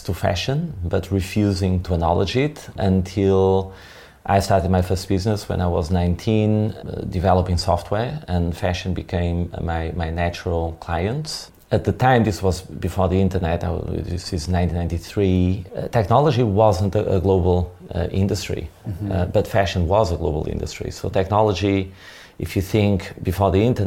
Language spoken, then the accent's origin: English; small village just outside Porto, Norte, Portugal; I was born in Portugal, in the north of Portugal, in 1974